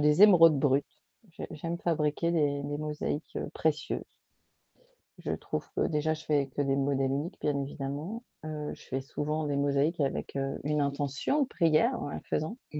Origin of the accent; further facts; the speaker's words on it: the South, southern France, France; also born or lived in Paris region; je suis du Sud